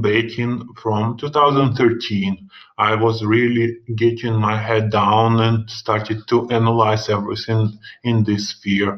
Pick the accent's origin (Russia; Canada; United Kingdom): Russia; English is a second language; if you have guessed from my funny accent, of course, I'm from Russia and I live in Alexandrov, which is 200 kilometers from Moscow.